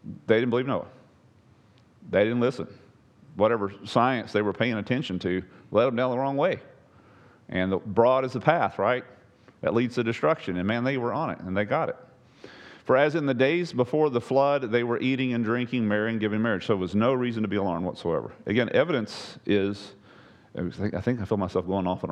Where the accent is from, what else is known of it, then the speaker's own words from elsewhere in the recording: East Texas, United States; the Sabine I grew up on over in East Texas